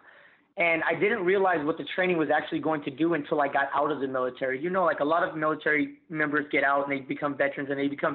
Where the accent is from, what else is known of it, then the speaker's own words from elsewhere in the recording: Las Vegas, Nevada, United States; I was born and raised in Las Vegas